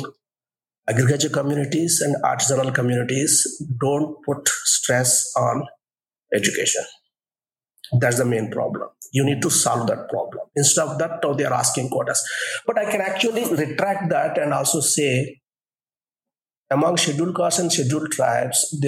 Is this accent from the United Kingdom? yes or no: no; Coastal Andhra, Andhra Pradesh, India; I was born in Kostlandra